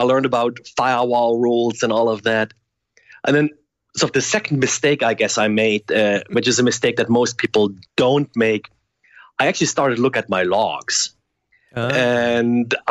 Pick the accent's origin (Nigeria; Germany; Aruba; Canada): Germany; moved away as an adult; now in United States; I grew up originally in Germany and I came to the US as a graduate student